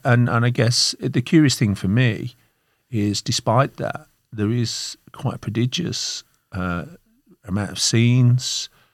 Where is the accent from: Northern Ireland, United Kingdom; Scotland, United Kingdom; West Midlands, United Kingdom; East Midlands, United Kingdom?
West Midlands, United Kingdom; Birmingham; moved away as an adult; now in Melbourne, Australia; I'm from Birmingham in the Midlands of the United Kingdom.